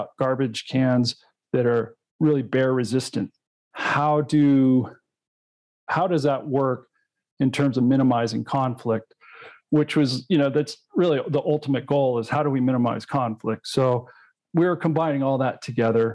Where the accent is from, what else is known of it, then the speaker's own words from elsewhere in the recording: Colorado, United States; my home state of Colorado